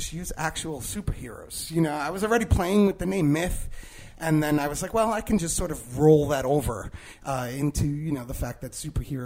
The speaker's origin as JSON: {"language": "English", "town": "New York City", "region": "New York", "country": "United States", "tie": "born or raised there", "said": "growing up in the Bronx, like, you know, everyone around me was some shade of brown"}